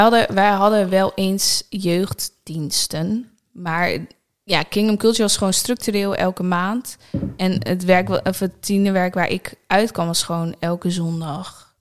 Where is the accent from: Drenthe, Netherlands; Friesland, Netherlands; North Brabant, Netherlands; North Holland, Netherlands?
Drenthe, Netherlands; Nieuw-Buinen; moved away as an adult; also born or lived in Groningen; Mijn ouders wonen daar nog steeds in het huis waar ik ben opgegroeid.